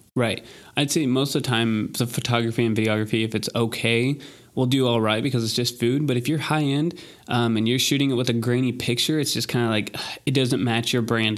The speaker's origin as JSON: {"language": "English", "region": "Texas", "country": "United States", "said": "we're from Texas"}